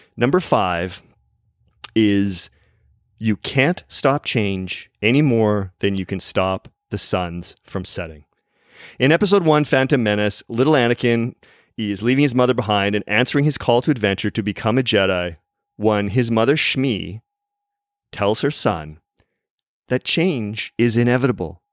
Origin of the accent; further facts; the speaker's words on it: Vancouver, British Columbia, Canada; in my hometown city of Vancouver